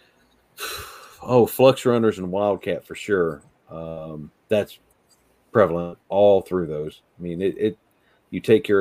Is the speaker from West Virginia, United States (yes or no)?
yes; Southern West Virginia, United States; moved away; I grew up in Southern West Virginia